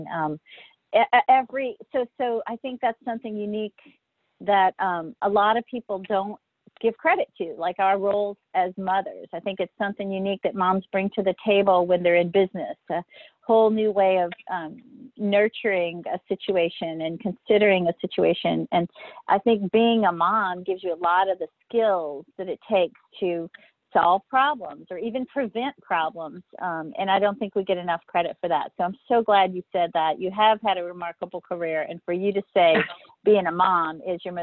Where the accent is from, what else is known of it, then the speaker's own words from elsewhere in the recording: Louisiana, United States; I'm from Louisiana. I have the accent